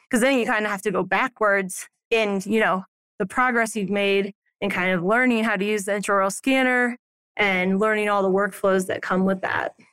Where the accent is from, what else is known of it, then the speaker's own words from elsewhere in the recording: Alton, Illinois, United States; now in Silverthorne, United States; I grew up in a small town called Alton that's kind of like a suburb of Saint Louis